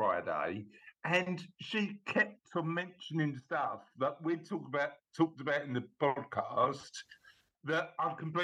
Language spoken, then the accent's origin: English; London, United Kingdom; we're from the East End of London